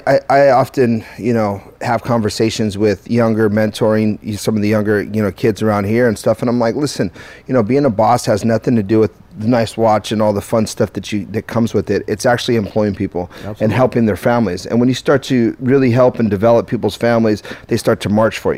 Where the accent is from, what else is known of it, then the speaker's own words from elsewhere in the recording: Downey, California, United States; I'm from Downey. Are you? Yeah, born and raised on Imperial Highway.